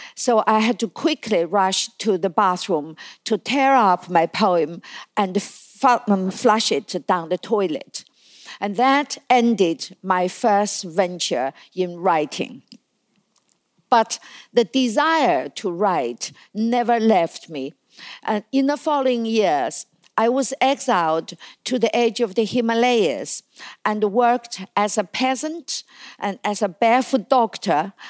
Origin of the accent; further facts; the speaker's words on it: China; moved away as an adult; when I was growing up in China, in the nineteen fifties and the sixties and the seventies